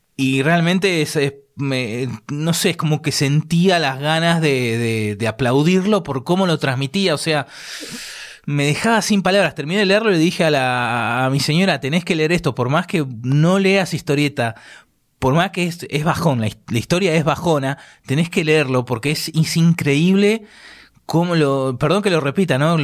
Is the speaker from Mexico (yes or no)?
no; Argentina; accent: Argentine; el acento nuestro